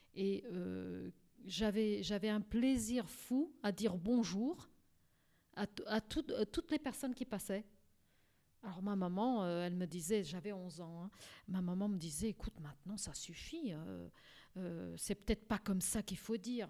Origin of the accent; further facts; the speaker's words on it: Portugal; now in France; Donc j'ai la double nationalité grâce à mon pays, donc au Portugal.